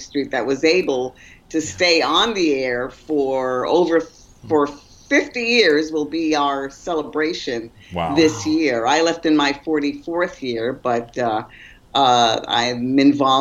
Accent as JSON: {"language": "English", "region": "New York", "country": "United States", "tie": "born or raised there", "said": "I was born and raised in New York"}